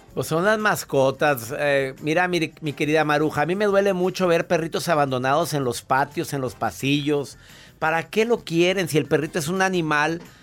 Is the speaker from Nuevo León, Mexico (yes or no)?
yes; Monterrey, Nuevo León, Mexico; now in Houston, United States; Radico en la ciudad de Houston. Soy de Monterrey.